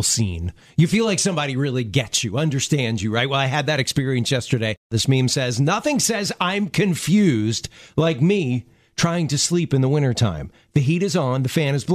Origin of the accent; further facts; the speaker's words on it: Baltimore, Maryland, United States; moved away; I'm from Baltimore originally